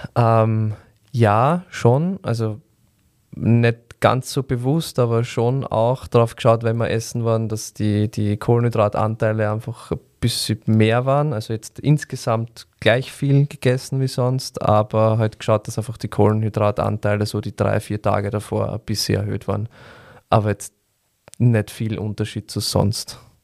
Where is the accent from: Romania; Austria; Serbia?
Austria; Vienna; bei uns in Wien